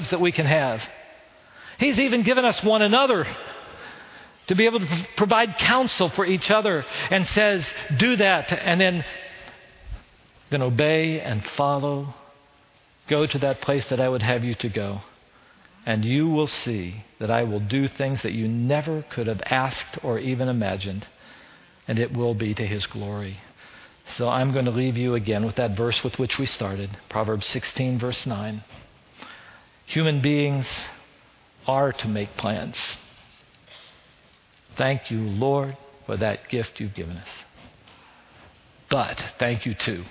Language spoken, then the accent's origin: English; West Virginia, United States; accent: West Virginia; moved away as an adult; also born or lived in Chicago; With my West Virginia accent, 18-year-old